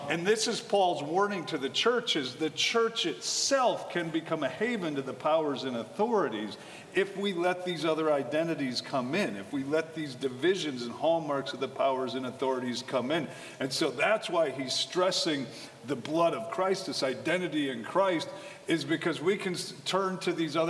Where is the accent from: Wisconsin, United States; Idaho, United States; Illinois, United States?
Wisconsin, United States; I grew up in Wisconsin.